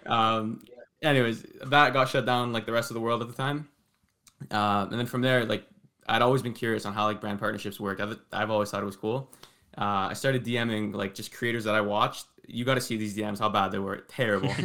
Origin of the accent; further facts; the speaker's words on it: Toronto, Ontario, Canada; I'm from, uh, Toronto, Ontario, but born and raised here